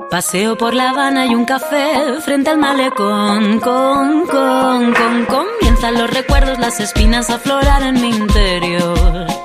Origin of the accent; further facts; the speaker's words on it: Castellón, Valencian Community, Spain; mi pueblo, en Castellón